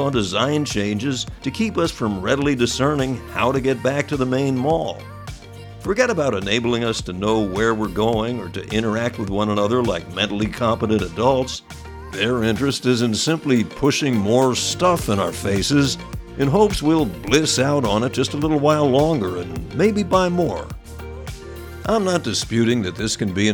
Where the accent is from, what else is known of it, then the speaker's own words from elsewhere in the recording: New York metropolitan area, United States; When I was growing up in the New York area